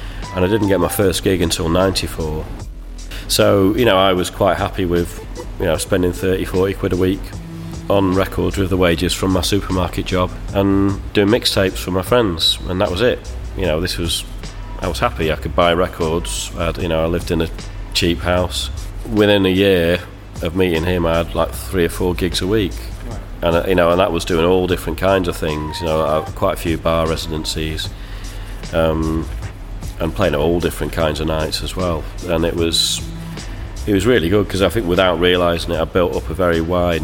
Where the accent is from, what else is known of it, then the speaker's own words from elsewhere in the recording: Manchester, North West England, United Kingdom; I'm from Manchester